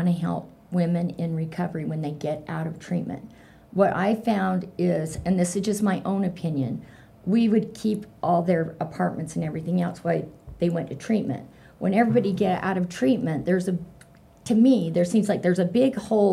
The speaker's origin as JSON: {"language": "English", "town": "Ogden", "region": "Utah", "country": "United States", "said": "I'm from Ogden"}